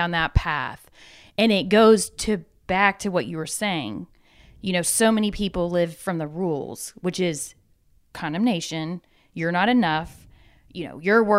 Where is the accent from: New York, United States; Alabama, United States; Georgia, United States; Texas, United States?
Georgia, United States; Atlanta; From Atlanta.